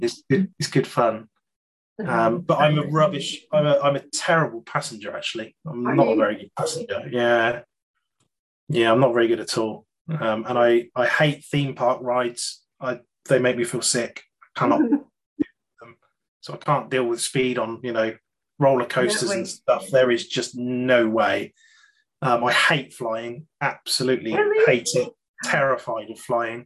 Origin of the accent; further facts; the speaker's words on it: United Kingdom; being a Brit